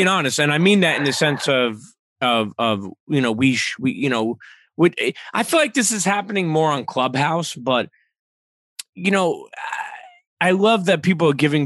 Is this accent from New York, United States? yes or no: yes; New York City, New York, United States; as a New Yorker